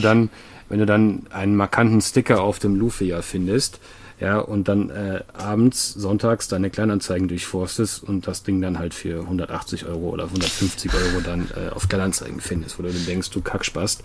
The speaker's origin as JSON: {"language": "German", "country": "Sweden", "moved": "yes", "said": "ich komme ja aus Schweden"}